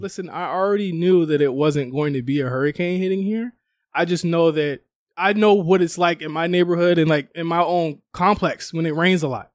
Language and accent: English; Virginia, United States; moved away; I'm from the East Coast, like, we had tropical storms there